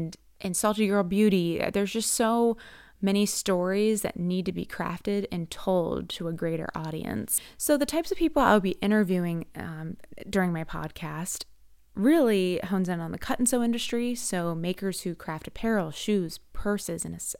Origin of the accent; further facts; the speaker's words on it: Ellicott City, Maryland, United States; When I grew up in Ellicott City, Maryland, and you wouldn't really find people who take a hobby and turn it into a full-time opportunity.